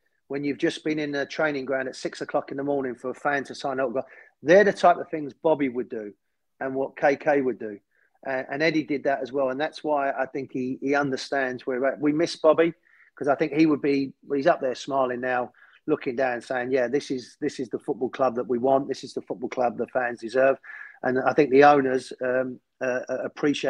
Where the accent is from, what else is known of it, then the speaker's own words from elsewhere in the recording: London, United Kingdom; when I was a young kid, I was born near Highbury